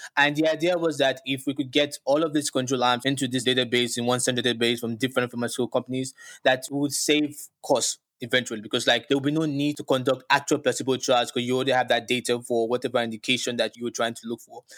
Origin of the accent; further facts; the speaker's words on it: Lagos, Nigeria; moved away as an adult; now in New York City, United States; growing up in Lagos, Nigeria